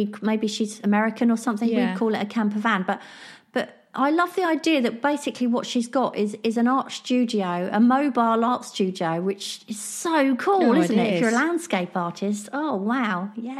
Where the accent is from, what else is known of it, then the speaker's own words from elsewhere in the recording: Scotland, United Kingdom; I'm Scottish, so I'd obviously say somewhere like Skye or the Highlands